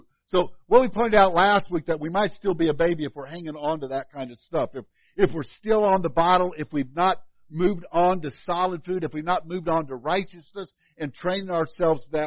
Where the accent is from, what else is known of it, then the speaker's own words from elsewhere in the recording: Illinois, United States; now in Kansas, United States; growing up in Illinois